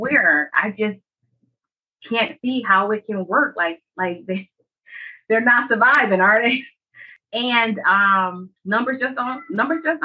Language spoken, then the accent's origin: English; Michigan, United States; now in Georgia, United States; I was born and raised in Michigan, and I'm relocated to the south in Georgia for family.